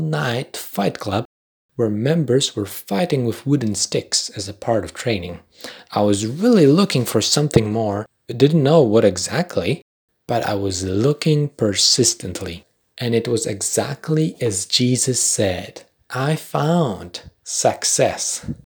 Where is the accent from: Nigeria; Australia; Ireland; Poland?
Poland; accent: Polish; first language Polish; English is a second language; My first language is Polish